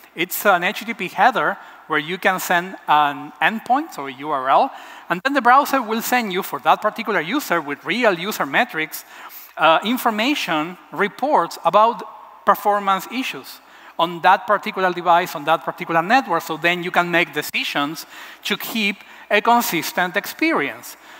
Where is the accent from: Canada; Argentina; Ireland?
Argentina; Buenos Aires; I'm from Argentina, from Buenos Aires